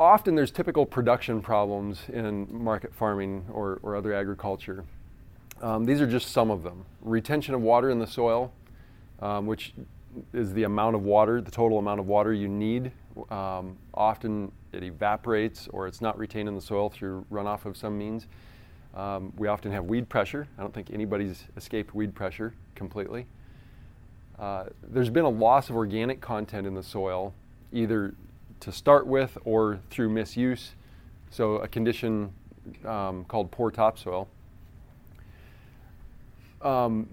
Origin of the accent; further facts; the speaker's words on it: Iowa, United States; I grew up in Iowa